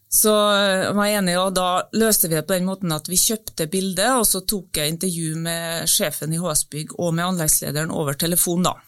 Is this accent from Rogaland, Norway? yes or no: no; Battenfjorden, Nordvestlandet, Møre og Romsdal, Norway; moved away; Da var jeg på ferie på hjemstedet mitt, Battenfjorden på Nordvestlandet.